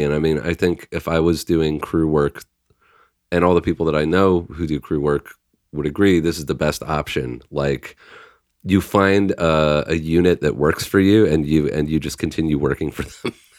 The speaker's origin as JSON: {"language": "English", "country": "Canada", "said": "we're Canadian"}